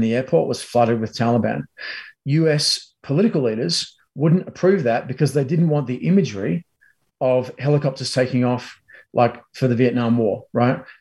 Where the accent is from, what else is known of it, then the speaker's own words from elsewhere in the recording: Australia; now in United States; a Aussie in America